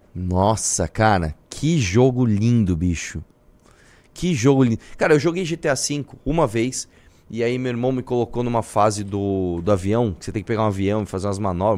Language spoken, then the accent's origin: Portuguese; Brazil; todos nós somos brasileiros